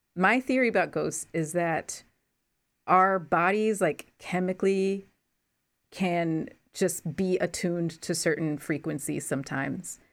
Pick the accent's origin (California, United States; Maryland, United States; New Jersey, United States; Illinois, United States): New Jersey, United States; Newark; I grew up in New Jersey